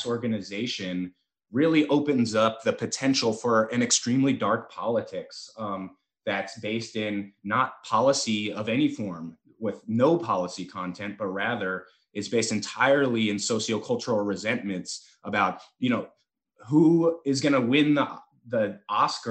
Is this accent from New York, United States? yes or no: no; San Francisco, California, United States; I'm from San Francisco, California. Like, I am the Bay Area hyphy movement Warriors fan